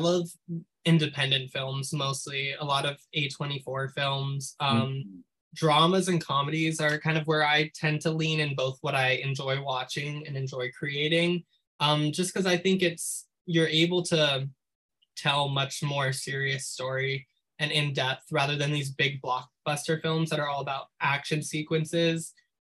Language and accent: English; New York City, New York, United States; I grew up in New York City